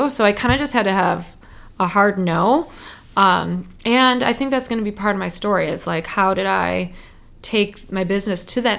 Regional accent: Detroit, Michigan, United States; moved away as an adult; also born or lived in Chicago; now in Detroit, United States; So it's my hometown

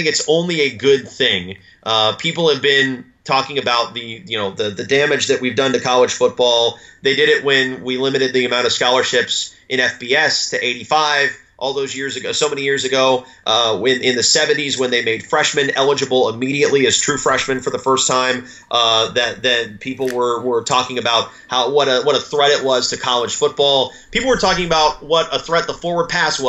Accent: Tennessee, United States; I'm from Tennessee. I went to East Tennessee State.

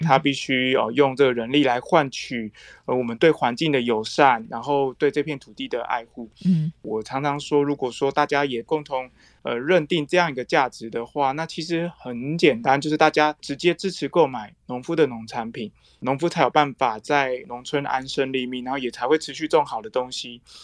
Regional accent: Fuli, Hualien County, Taiwan; also born or lived in Taipei; 她是我的老家

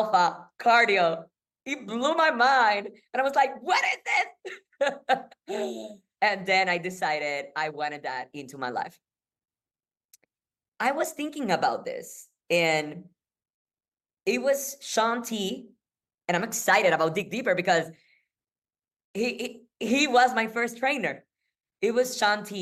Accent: Puerto Rico; I am from Puerto Rico

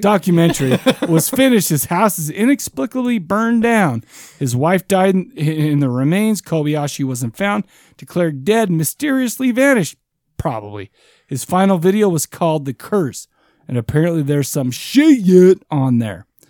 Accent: United States; I'm American as shit.

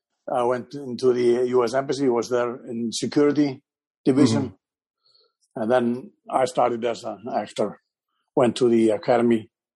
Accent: Iceland; Well, I'm from Iceland. It's an island in North Atlantic, Hollywood of the North.

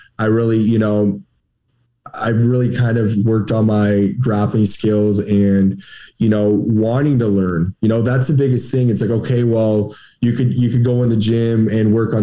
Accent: Canada; I'm from Canada

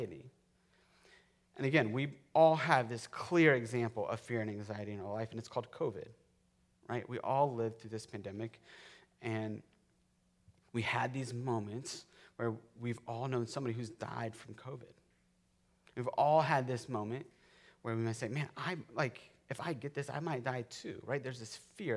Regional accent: Florida, United States; I grew up in Florida. I grew up in the lightning capital of the world

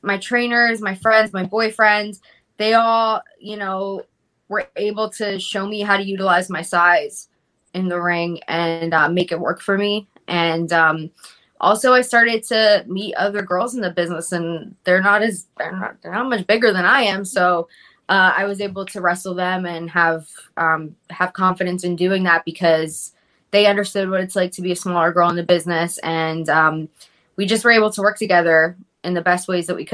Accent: Philadelphia, Pennsylvania, United States; also born or lived in Fairmount, Philadelphia; I'm in Port Richmond now, but I grew up at 2nd and Somerset

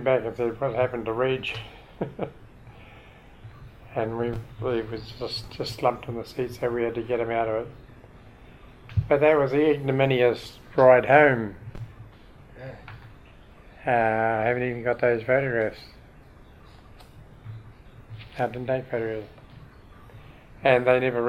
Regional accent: Christchurch, Canterbury, New Zealand; moved away as an adult; I came out from Christchurch, because that's my hometown

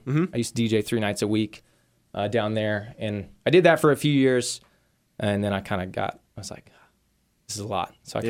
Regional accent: Wichita, Kansas, United States; Like I grew up in the Wichita area. So and I kind of like had that feeling. Like I always wanted to get out.

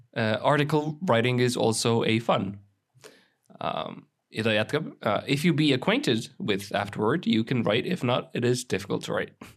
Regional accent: Estonia; me oleme kõik eestlased, me oleme kõik eestlased

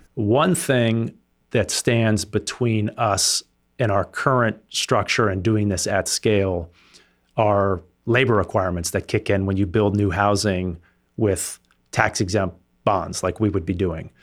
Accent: Sausalito, California, United States; also born or lived in France; I grew up here in the Bay Area, uh, Marin County specifically

